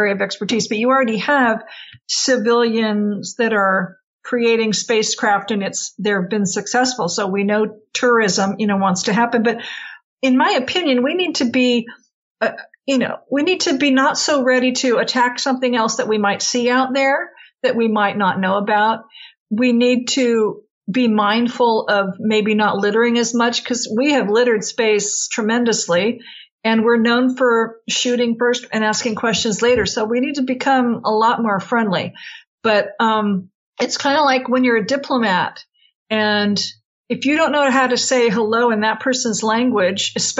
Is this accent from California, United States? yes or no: yes; California, United States; I grew up in California